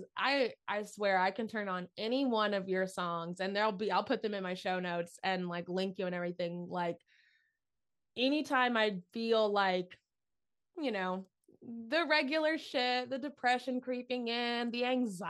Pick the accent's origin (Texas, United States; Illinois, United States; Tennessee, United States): Tennessee, United States; I'm from Tennessee. So that was my backyard.